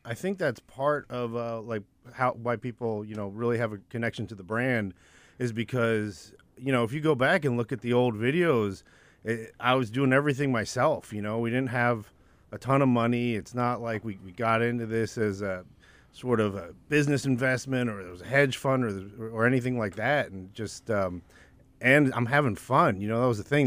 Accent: New Jersey, United States; also born or lived in Winston-Salem, North Carolina / Jacksonville, Florida / Scotland; we moved up to South Jersey, so my sister and I could go to good public school

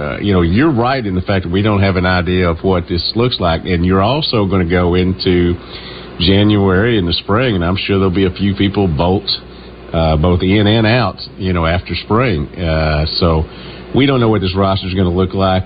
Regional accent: Newport, Arkansas, United States; also born or lived in Little Rock, Arkansas / Memphis, Tennessee; I'm from Newport, Arkansas. Spent a lot of time in Little Rock and Memphis

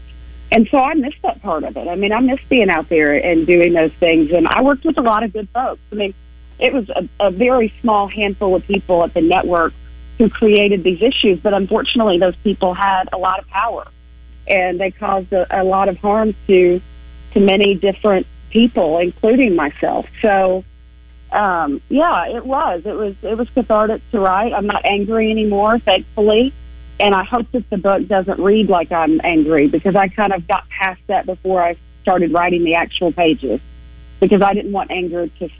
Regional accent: Arkansas, United States; I love coming home. I miss my home state

